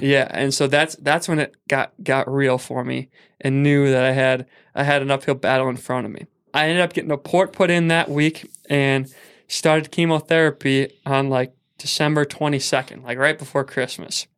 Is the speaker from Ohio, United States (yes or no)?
no; Saint Paul, Minnesota, United States; I was from Saint Paul